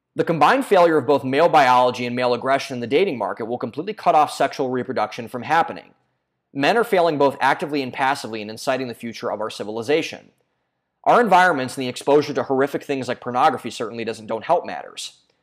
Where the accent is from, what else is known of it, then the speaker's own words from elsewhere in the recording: Ohio, United States; my home state of Ohio